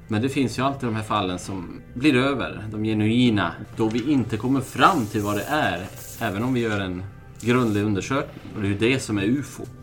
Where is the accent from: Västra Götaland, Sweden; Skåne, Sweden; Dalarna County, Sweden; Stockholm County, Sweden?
Dalarna County, Sweden; Älvdalen; moved away; när jag gick runt i biblioteket där jag kommer ifrån, Älvdalen i norra Dalarna